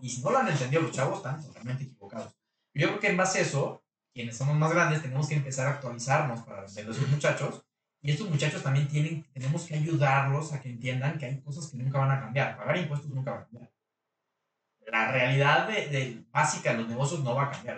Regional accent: Mexico; los mexicanos somos, los latinos somos muy emocionales

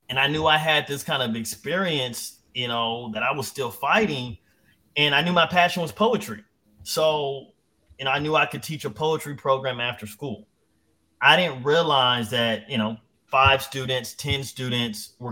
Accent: San Diego, California, United States; my hometown of San Diego

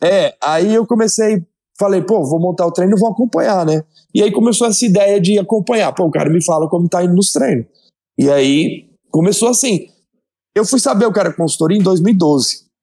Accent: Votuporanga, São Paulo, Brazil; eu sou de Votuporanga, interior de São Paulo, me formei na universidade aqui da cidade mesmo

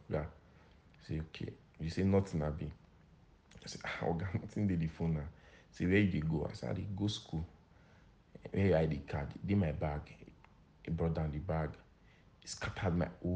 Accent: Akoko-Edo, Nigeria; I'm from Akoko Edo

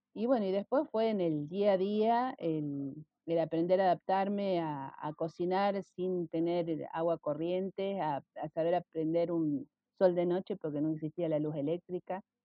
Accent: Rosario, Santa Fe, Argentina; yo nací en Rosario

